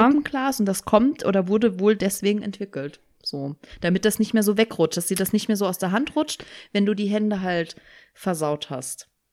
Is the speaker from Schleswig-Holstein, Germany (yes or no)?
no; Saarland, Germany; Ich bin ja Saarländerin.